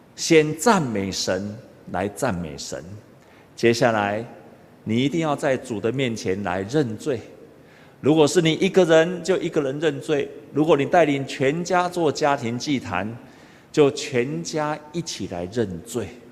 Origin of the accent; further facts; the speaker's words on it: Taiwan; 我们台湾人都知道一句话，家和万事兴